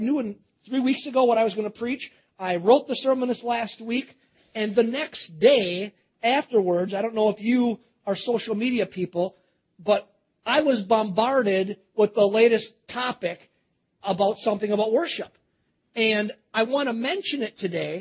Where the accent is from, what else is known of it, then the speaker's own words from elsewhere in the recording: Cedarburg, Wisconsin, United States; moved away; also born or lived in Baton Rouge, Louisiana; I grew up in Cedarburg